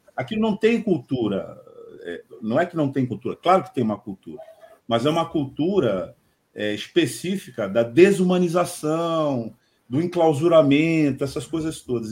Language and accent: Portuguese; Santos, São Paulo, Brazil; como santista